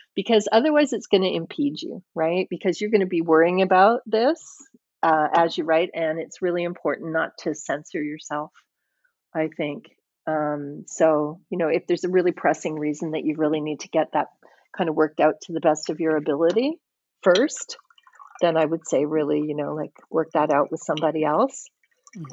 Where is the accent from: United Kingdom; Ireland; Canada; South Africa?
United Kingdom; Scotland; I was born in Scotland, and um, I think that I kind of have a Scottish head in some ways